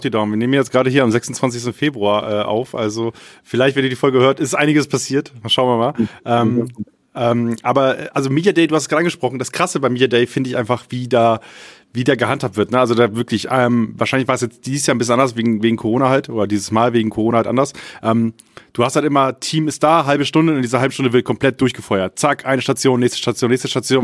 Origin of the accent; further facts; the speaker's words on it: Friesland, Lower Saxony, Germany; ich komme aus Friesland gebürtig